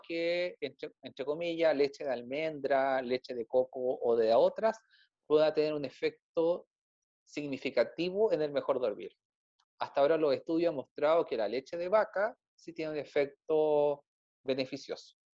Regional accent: Chile; Yo creo que soy el único chileno que no se ha enfermado con la comida mexicana

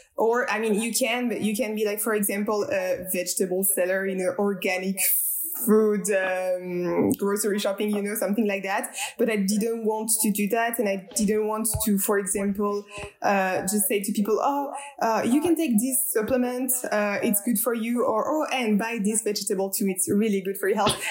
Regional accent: Strasbourg, Grand Est, France; I am French. I'm coming from Strasbourg, which is a city in the east side of France.

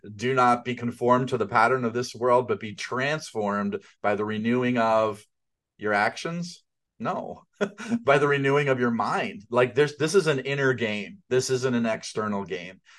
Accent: outside of New York City, United States; I grew up outside of New York City

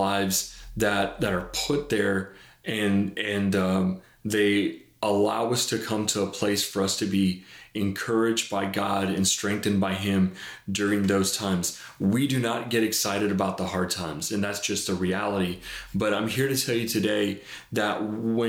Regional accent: Laredo, Texas, United States; moved away; when I was a kid, I was raised down in South Texas in Laredo

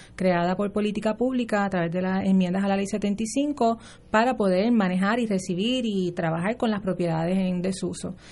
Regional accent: Puerto Rico; Senia y yo somos residentes de Río Piedras

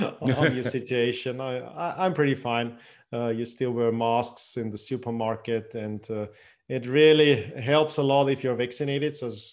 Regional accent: Austria; first language German; English is a second language; I've grown up in Austria. My heritage is Iranian, but I've grown up in Austria, so my first language is German, and I've started a family here

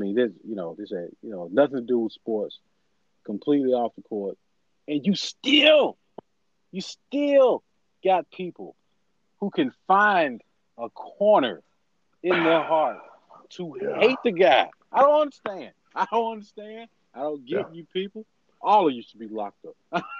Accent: Columbus, Ohio, United States; We're from Columbus. Northeast Ohio. Okay. We're from Columbus to Canton.

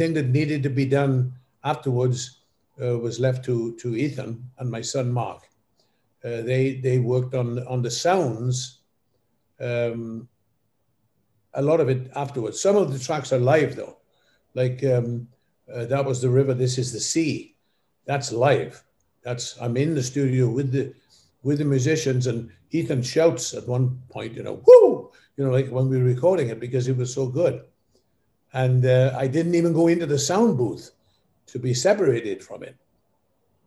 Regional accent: Wales, United Kingdom; moved away; also born or lived in Cardiff / London; when I was growing up in Wales

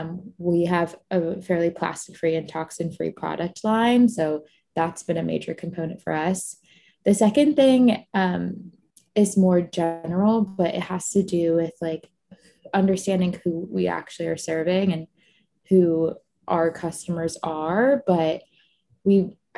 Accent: Florida, United States; I grew up in Florida, most of my family is from Egypt

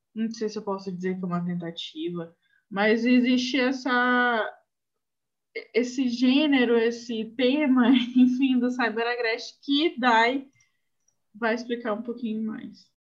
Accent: Maranhão, Brazil; aqui no Maranhão a gente nunca sabe nem o que é seca

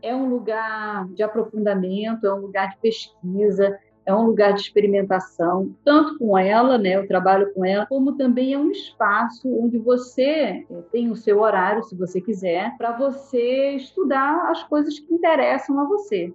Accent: Maceió, Alagoas, Brazil; moved away; Eu nasci em Maceió e eu lá fiz o curso de fisioterapia

